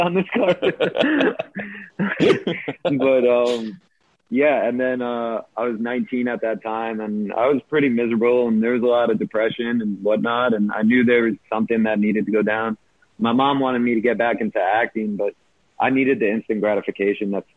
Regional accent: New York City, New York, United States; I grew up here in New York

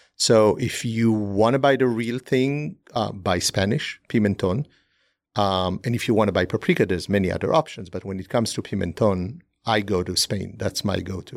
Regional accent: Israel; moved away; growing up in Israel

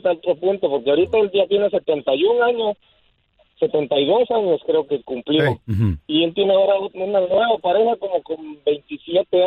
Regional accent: Guatemala; Yo soy de Guatemala.

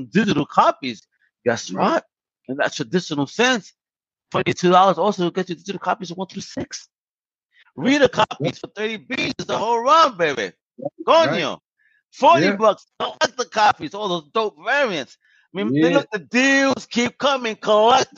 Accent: New York, United States; I'm also from New York.

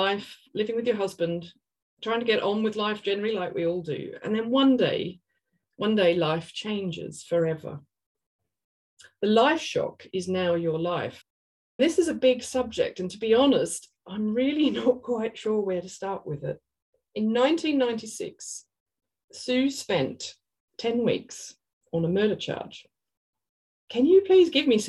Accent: Australia; I'm an Australian artist

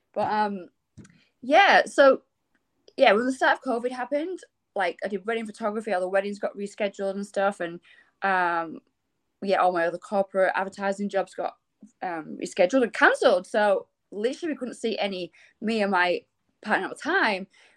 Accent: England, United Kingdom; moved away as an adult; I come from England and I've been here 10 years

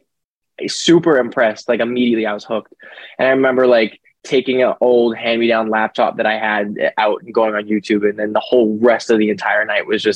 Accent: Winnipeg, Manitoba, Canada; also born or lived in Calgary, Alberta, Canada; I moved out to a place called Winnipeg when I was about 5 years old, and I was raised there as well. Stayed there basically my whole life

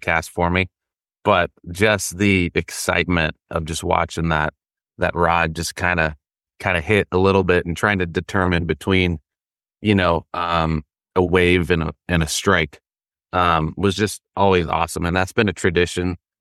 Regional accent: the Carolinas, United States; I grew up in the Carolinas as well

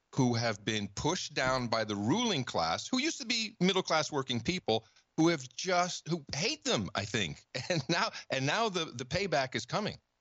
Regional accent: Netherlands; moved away; I grew up in the Netherlands

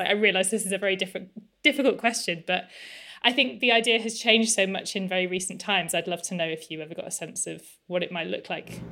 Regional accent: England, United Kingdom; I'm English

